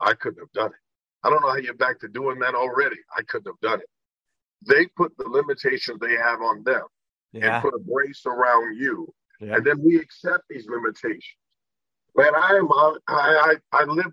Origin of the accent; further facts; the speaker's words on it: Indiana, United States; I was born in Indiana